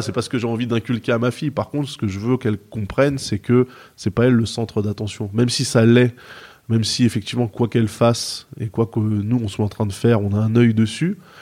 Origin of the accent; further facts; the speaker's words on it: Seine-et-Marne, Île-de-France, France; now in Maisons-Alfort, France; J'ai grandi à 45, 45 km de Paris, en mm. Seine-et-Marne